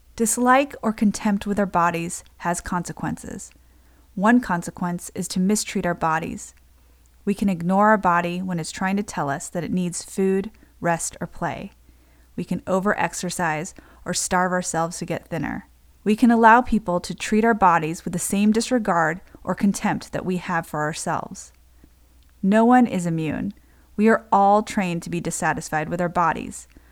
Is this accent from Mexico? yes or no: no; United States; I'm Japanese American